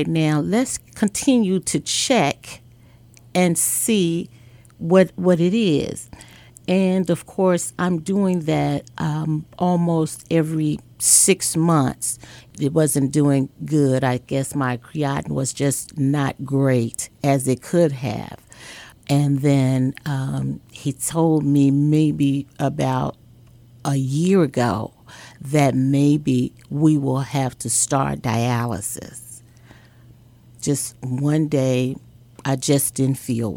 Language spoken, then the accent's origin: English; Chicago, Illinois, United States; I am a girl from Chicago, Illinois, on the south side of Chicago